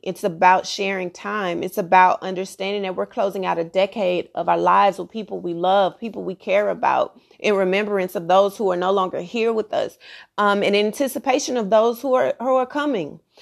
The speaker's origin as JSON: {"language": "English", "region": "Texas", "country": "United States", "said": "I'm from Texas"}